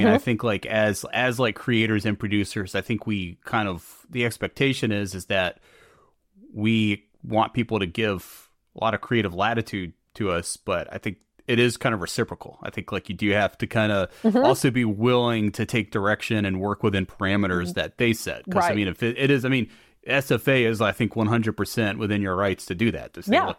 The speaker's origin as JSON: {"language": "English", "region": "North Carolina", "country": "United States", "said": "I'm a Southerner, not the Deep South, you know, North Carolina, right. But we're in the South."}